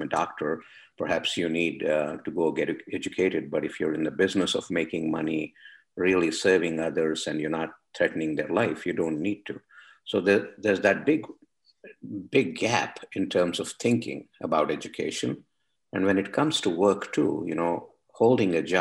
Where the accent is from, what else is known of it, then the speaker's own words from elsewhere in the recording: India; moved away as an adult; now in United States; I come from India